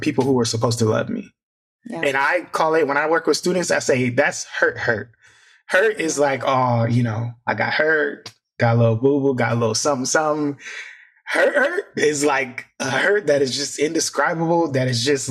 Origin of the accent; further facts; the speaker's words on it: Fort Wayne, Indiana, United States; moved away; I'm from Indiana originally.